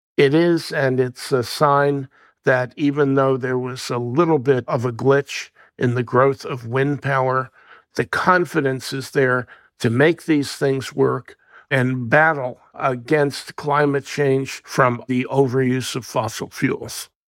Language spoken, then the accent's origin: English; New Jersey, United States; My home state of New Jersey